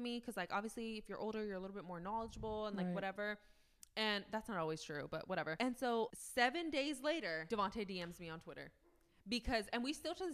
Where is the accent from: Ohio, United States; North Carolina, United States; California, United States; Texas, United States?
California, United States; Fresno